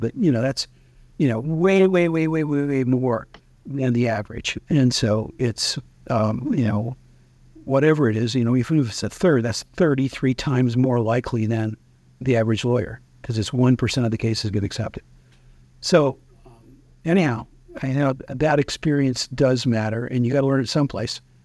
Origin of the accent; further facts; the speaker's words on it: Timbo, Arkansas, United States; now in Washington, D.C., United States; I'm originally from Timbo, Arkansas